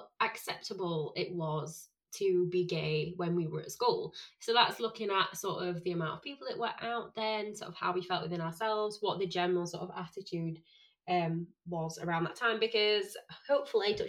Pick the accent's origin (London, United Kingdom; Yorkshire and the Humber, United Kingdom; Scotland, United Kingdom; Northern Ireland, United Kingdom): Yorkshire and the Humber, United Kingdom; Sheffield; I'm from Sheffield, and my school is probably one of, not the roughest